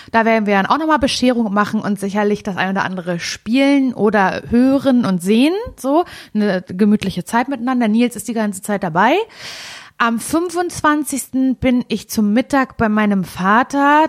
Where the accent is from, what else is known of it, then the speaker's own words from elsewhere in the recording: Parchim, Mecklenburg-Vorpommern, Germany; moved away; bin ich in Parchim. Das ist meine Heimatstadt